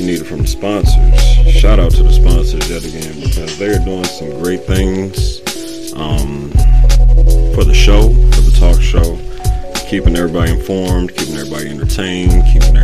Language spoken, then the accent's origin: English; Virginia, United States; moved away as an adult; now in Pittsburgh, United States; I'm back and forth between my home state of Virginia and my new home, Pittsburgh, PA.